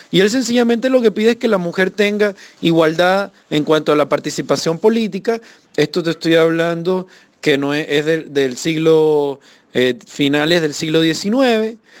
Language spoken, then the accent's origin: Spanish; Venezuela; moved away as an adult; now in Chile; evidentemente salí de Venezuela porque como asesor de la Asamblea Nacional desde el año 2014